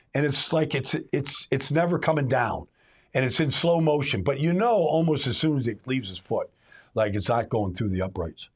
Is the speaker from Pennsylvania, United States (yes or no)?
yes; Pittsburgh, Pennsylvania, United States; I'm from Pittsburgh. My dad and mom are from Pittsburgh.